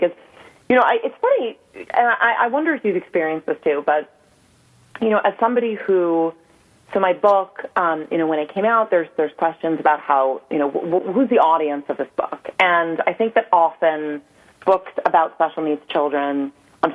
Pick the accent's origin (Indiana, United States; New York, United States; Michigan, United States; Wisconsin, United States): New York, United States; New York City; I grew up on the Upper West Side in New York City